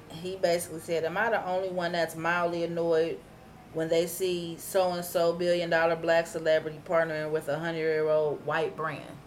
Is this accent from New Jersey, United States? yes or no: no; Cleveland, Ohio, United States; I wasn't from 105 or St. Clair. I was from Huff